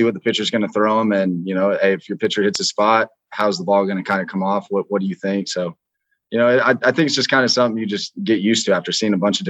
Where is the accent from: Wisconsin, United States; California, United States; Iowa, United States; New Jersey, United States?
California, United States; Southern; I grew up in Southern California